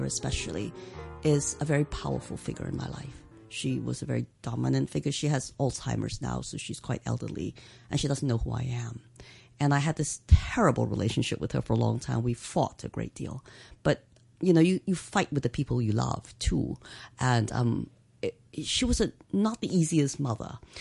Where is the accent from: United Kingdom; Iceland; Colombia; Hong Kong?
Hong Kong; growing up in Hong Kong